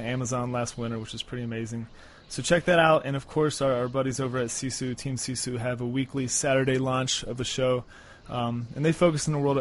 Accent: South Florida, United States; now in Colorado, United States; I grew up in South Florida

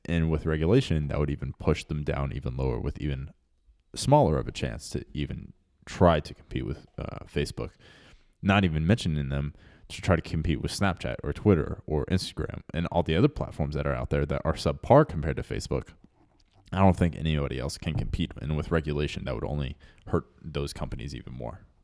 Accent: Texas, United States; growing up in Texas

